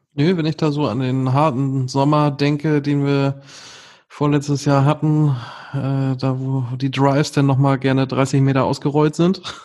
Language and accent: German; Northern Germany, Germany; als Norddeutscher